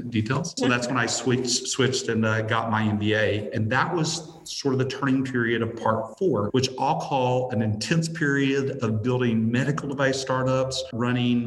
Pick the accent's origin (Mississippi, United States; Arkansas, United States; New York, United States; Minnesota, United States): Arkansas, United States; Little Rock; moved away as an adult; also born or lived in New Orleans / Memphis; I grew up here in Arkansas. I grew up in Central Arkansas